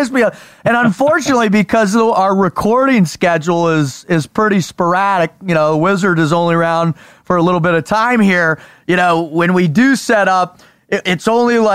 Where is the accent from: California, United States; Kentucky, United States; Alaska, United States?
California, United States; San Diego; now in Texas, United States; we grew up in San Diego